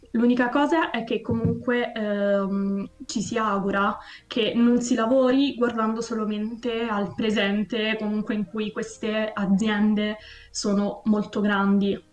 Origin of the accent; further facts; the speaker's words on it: Abruzzo, Italy; io sono abruzzese, nel luogo dove abito io l'industria maggiore è l'industria agricola